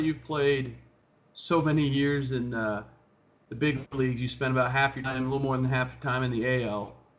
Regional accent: Atlanta, Georgia, United States; from Atlanta, Georgia.

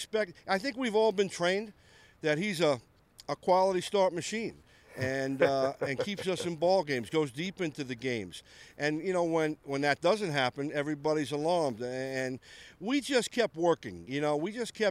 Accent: New York City, New York, United States; I grew up in New York City

